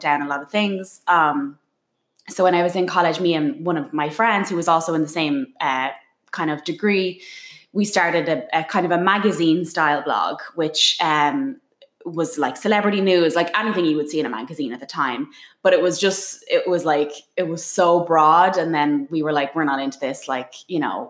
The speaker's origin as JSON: {"language": "English", "town": "Dublin", "region": "Leinster", "country": "Ireland", "tie": "born or raised there", "moved": "as an adult", "lives_now": "New York City, United States", "said": "I was born in Dublin, and I went into education in Dublin"}